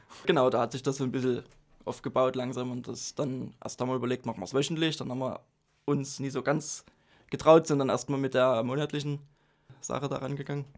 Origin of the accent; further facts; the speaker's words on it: Dresden, Saxony, Germany; Ich bin äh, in Dresden geboren, aufgewachsen